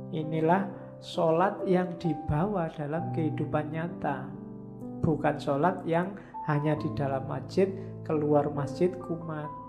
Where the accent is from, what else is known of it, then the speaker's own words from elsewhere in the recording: Indonesia; saya dari Indonesia